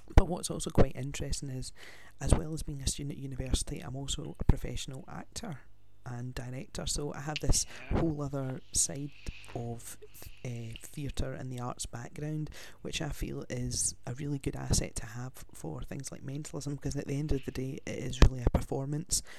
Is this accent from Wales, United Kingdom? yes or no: no; Glasgow, Scotland, United Kingdom; I'm from Glasgow in Scotland.